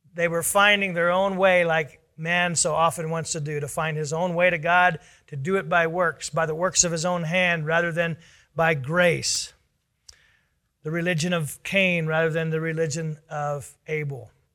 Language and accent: English; United States